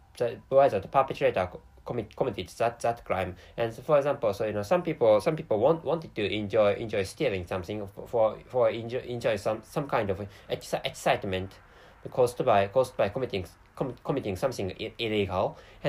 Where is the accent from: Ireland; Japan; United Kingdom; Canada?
Japan; first language Japanese; English is a second language; sometimes I make many mistakes when speaking English. So, and of course, to start with, by the way, my mother tongue is Japanese.